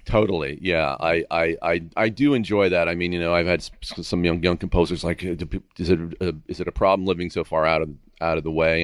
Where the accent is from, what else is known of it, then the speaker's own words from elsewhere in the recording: Castro Valley, California, United States; now in Agoura, United States; I grew up in Northern California in a, in a, in the Bay Area, but out in the town called Castro Valley